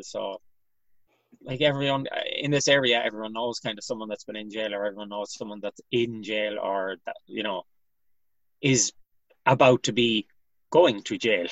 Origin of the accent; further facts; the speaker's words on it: Galway, Connacht, Ireland; I'm from uh, an area known as West Side in Galway. It's kind of a large estate area known for its uh, joyriding back in the days and antisocial behavior. It's a bit better now, thank God. So uh, yeah, so I grew up here